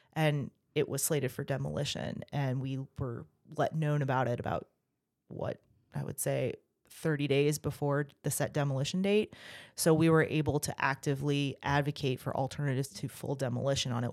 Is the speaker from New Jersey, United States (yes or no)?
no; Virginia Beach, Virginia, United States; moved away as an adult; also born or lived in Texas / Germany; I grew up in Virginia Beach.